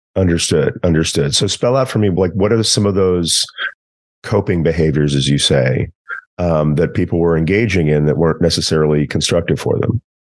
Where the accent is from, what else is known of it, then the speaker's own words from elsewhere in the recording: East Texas, United States; I'm also from East Texas